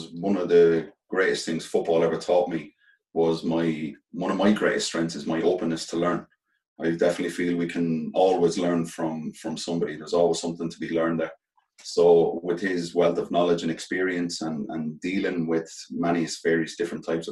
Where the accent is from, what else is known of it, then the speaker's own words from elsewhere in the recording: Ireland; being Irish players, we just love playing for Ireland